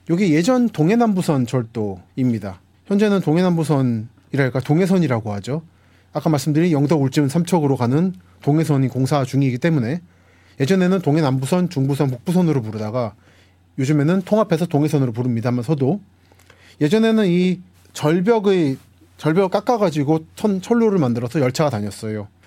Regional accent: Seoul, South Korea; also born or lived in Busan; 저는 서울에서 태어나서 자랐기 때문에 서울 사람입니다만서도 부모님이 부산 분들이세요.

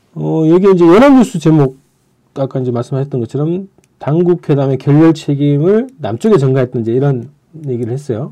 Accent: Andong, North Gyeongsang, South Korea; 제가 그 고향이 안동이잖아요

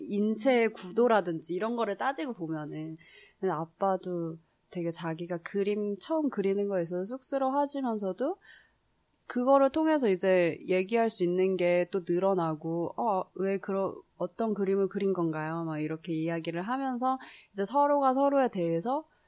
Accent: South Korea; moved away; 한국에서 자라서

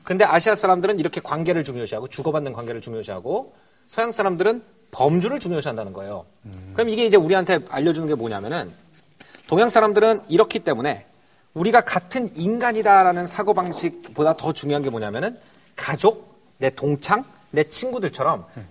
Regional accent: Wonju, Gangwon, South Korea; 초등학교 원주에서 나왔습니다.

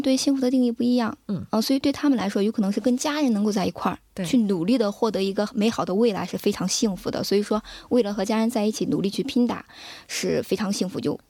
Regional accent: China; now in South Korea; 我们中国人比较吃苦耐劳

